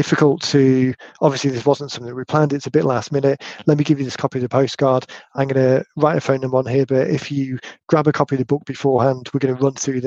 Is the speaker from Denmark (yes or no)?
no; United Kingdom; accent: British